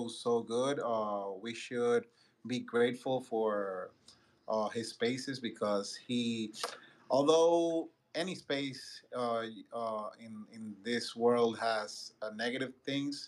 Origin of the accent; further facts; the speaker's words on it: Dominican Republic; I'm Latin too. I'm from Dominican Republic